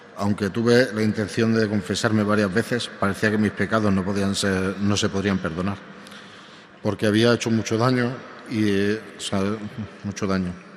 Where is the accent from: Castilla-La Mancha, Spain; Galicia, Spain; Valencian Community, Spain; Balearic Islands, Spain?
Balearic Islands, Spain; Palma; moved away as an adult; now in Toledo, Spain; soy natural de Palma de Mallorca, España, aunque desde hace un año y medio vivo eh, en Toledo